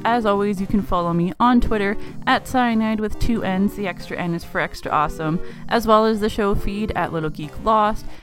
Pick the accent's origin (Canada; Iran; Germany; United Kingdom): Canada; being a Canadian girl